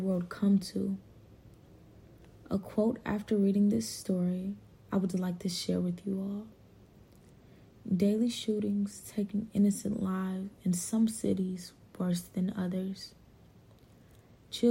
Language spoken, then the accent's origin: English; Cleveland, Ohio, United States; now in Durham, United States; I am from Cleveland, Ohio, and from my experience from moving to Durham, North Carolina